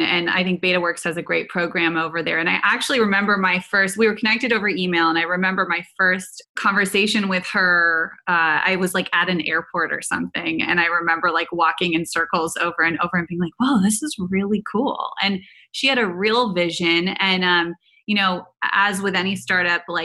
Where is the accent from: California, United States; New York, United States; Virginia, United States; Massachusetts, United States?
California, United States; Silicon Valley; I grew up in Silicon Valley around incredible men in technology